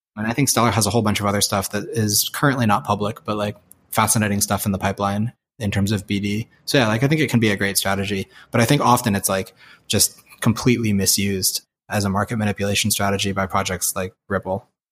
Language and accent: English; San Francisco, California, United States; moved away as an adult; also born or lived in China; now in Boston, United States; growing up in San Francisco